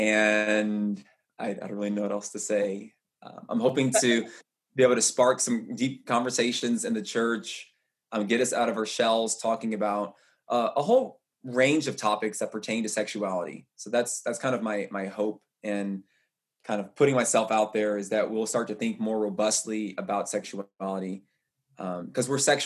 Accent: Louisville, Kentucky, United States; I'm from Louisville, Kentucky.

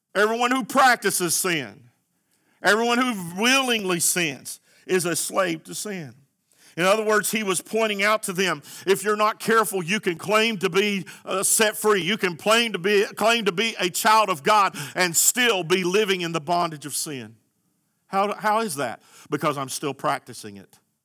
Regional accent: United States

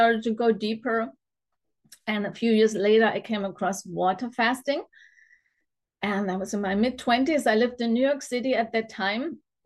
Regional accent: Germany; also born or lived in Munich; I grew up in Germany on a standard German diet

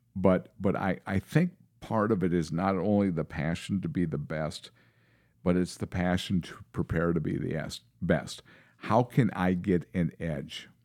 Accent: Seymour, Wisconsin, United States; now in Minnesota, United States; I moved away from Seymour, Wisconsin. I grew up in that little town outside Green Bay.

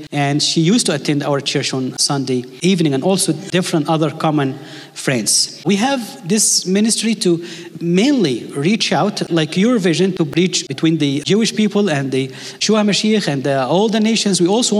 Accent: Egypt; English is a second language; if you don't understand my English accent, I can preach in Arabic. You get to choose. But the length of the sermon is always a problem, because in Egypt, we don't set a time for the sermon.

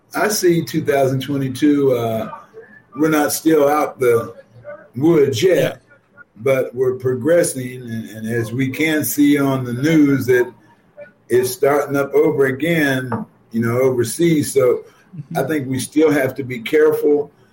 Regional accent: Ohio, United States; now in Chicago, United States; I grew up in Ohio.

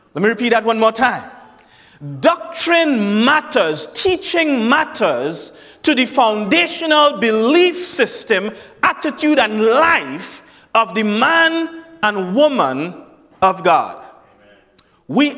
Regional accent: Trinidad & Tobago; accent: Trinidadian; That's my Trinidadian accent

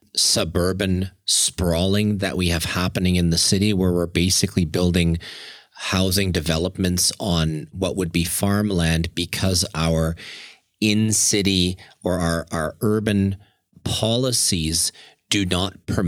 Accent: Germany; moved away; I know, yes, I'm originally from Germany. And when I go there, you can go into almost any one of my family's homes

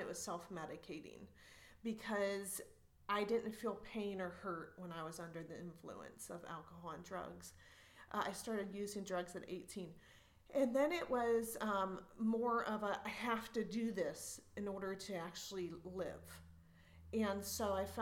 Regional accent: Ohio, United States; I was born and raised in Ohio, so there's lots of fields

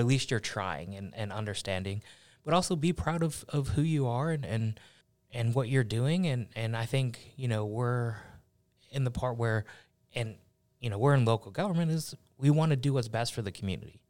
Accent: Buffalo, New York, United States; also born or lived in Cincinnati, Ohio; I was born in Cincinnati, raised in, in Buffalo, New York

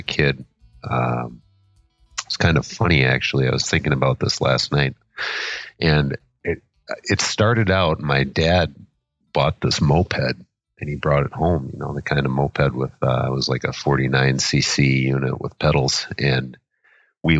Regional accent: Minnesota, United States; I am born and raised in Minnesota, currently living in Excelsior, Minnesota

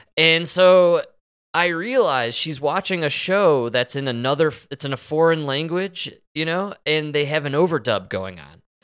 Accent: Chicago, Illinois, United States; I'm from Chicago

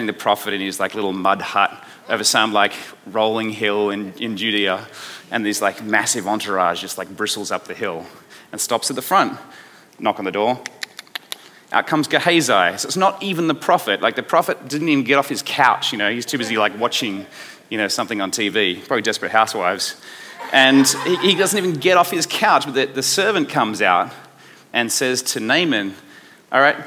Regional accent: Australia; accent: Aussie; my Aussie accent

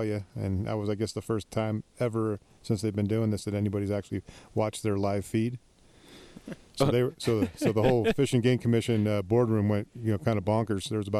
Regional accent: San Francisco, California, United States; also born or lived in Marin County, California; I'm from the San Francisco Bay Area, live in Marin County, born and raised in San Francisco.

